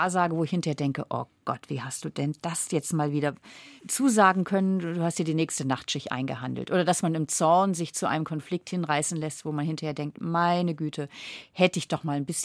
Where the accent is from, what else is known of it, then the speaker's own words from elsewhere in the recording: Flensburg, Schleswig-Holstein, Germany; Aber ich komme ja vom Meer, ich komme von Flensburg. Das heißt, ich bin an der Ostsee aufgewachsen.